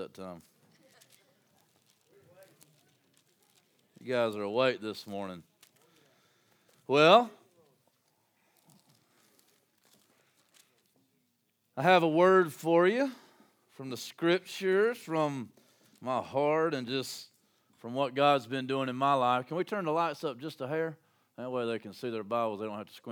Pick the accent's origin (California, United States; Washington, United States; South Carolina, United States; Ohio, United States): South Carolina, United States; Landrum; my hometown, Landrum